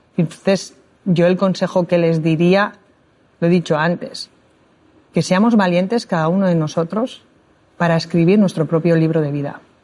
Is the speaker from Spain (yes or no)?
yes; Spain; no soy la única española que ha terminado los ocho miles